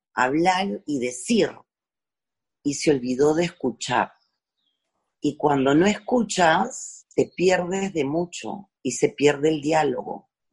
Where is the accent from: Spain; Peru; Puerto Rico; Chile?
Peru; born or raised there